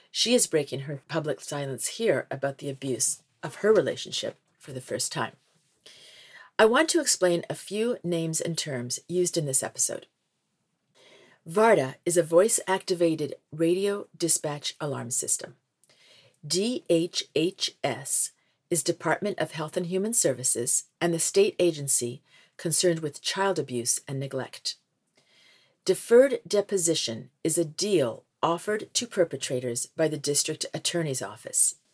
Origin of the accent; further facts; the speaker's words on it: Camden, Maine, United States; my hometown Camden, Maine